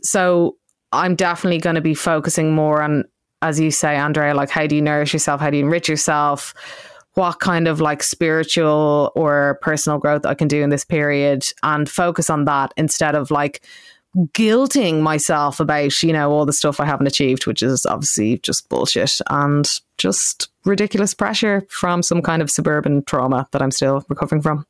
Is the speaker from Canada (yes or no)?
no; Ireland; I grew up in Ireland